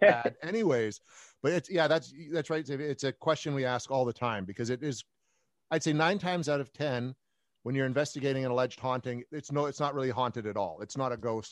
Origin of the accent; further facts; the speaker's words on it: Canada; I'm a Canadian, like you said, paranormal investigator